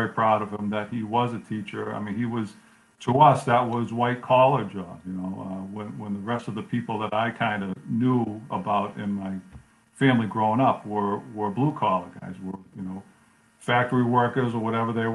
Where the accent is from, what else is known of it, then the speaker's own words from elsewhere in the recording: United States; I grew up pretty American